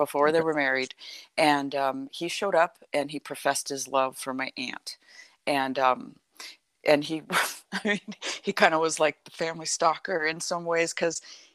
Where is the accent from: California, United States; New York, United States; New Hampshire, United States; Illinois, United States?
California, United States; I grew up in California.